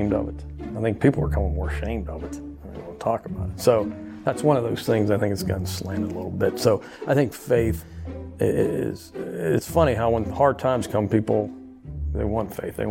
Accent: Uniontown, Pennsylvania, United States; now in Louisiana, United States; here I am from Uniontown, Pennsylvania

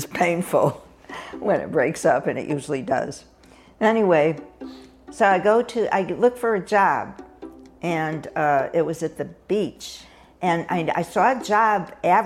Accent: Hartford, Connecticut, United States; moved away as an adult; I grew up in Hartford, Connecticut, where I spent the first 18 years

